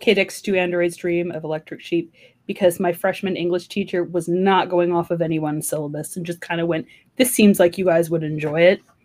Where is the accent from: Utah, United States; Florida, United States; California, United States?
California, United States; born or raised there